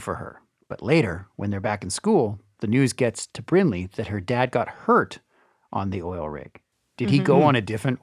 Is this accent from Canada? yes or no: yes; Canada; now in United States; I'm Canadian